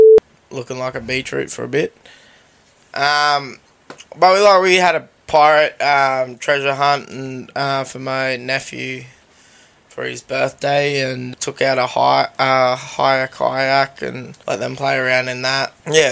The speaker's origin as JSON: {"language": "English", "country": "Australia", "said": "I am Australian."}